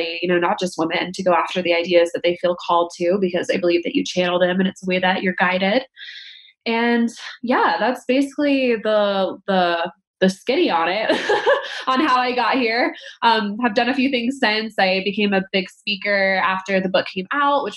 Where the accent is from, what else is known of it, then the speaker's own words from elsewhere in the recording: Denver, Colorado, United States; I grew up in Denver, which is where I live now